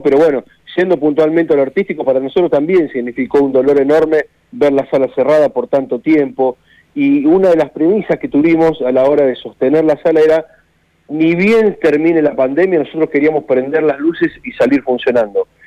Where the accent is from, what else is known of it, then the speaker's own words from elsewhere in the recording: Argentina; nuestro país